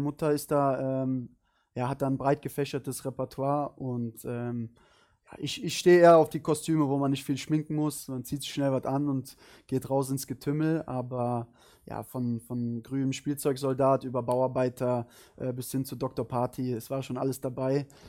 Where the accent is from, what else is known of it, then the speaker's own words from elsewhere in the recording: Cologne, North Rhine-Westphalia, Germany; moved away as an adult; Köln ist, äh, Köln ist meine Heimat